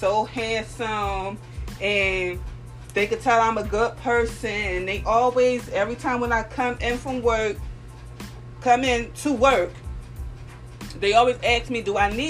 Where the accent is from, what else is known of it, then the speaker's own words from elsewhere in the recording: Philadelphia, Pennsylvania, United States; I'm from North Philadelphia, born and raised